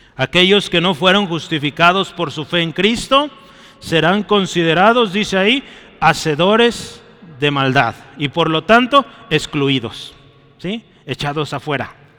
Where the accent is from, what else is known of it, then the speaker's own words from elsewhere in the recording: Mexico; lo que somos lamentablemente como mexicanos